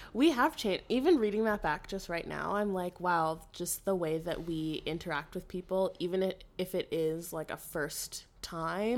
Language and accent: English; Ottawa, Ontario, Canada; moved away as an adult; I'm from Ottawa, so, like, a very Ontario girl